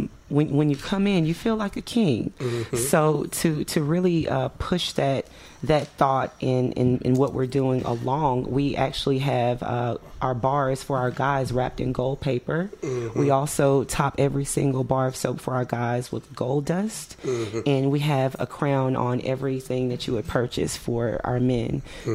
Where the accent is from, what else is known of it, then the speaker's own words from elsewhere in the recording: East Coast, United States; also born or lived in Mississippi / New Jersey / New York / Florida; I was born in Mississippi, but I was raised mostly on the East Coast. I lived in New Jersey, New York. I lived in Florida before I moved here, North Carolina.